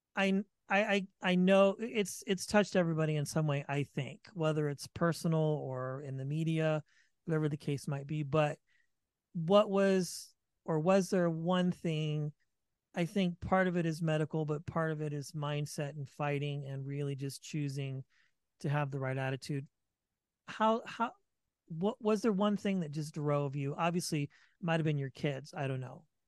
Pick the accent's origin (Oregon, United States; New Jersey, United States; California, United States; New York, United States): California, United States; Vacaville; I'm from the Bay Area too